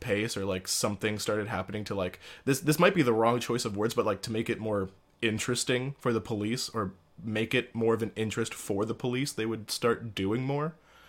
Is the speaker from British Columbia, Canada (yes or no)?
no; Timmins, Ontario, Canada; moved away; when I was living in Timmins, but But I was still like prideful and like proud to be from there.